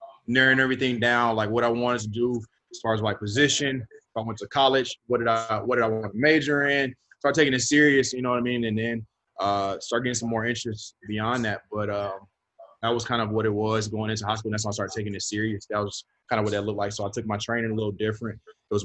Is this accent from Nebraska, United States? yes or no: no; Stockbridge, Georgia, United States; also born or lived in Atlanta, Georgia; I'm from Atlanta, Georgia. I grew up actually 30 minutes south of Atlanta. So I was kind of like raised in Stockbridge, Elmwood area